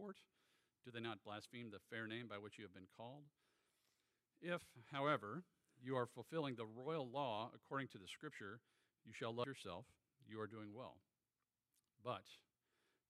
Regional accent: Virginia, United States; also born or lived in Norfolk, Virginia; I'm a Virginia native. I was born in Norfolk, so I love the great Commonwealth. I'm a graduate of Lake Braddock Secondary School

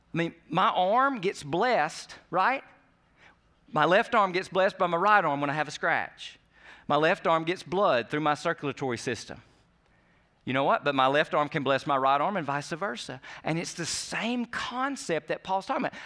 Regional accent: United States; we do as American Christians

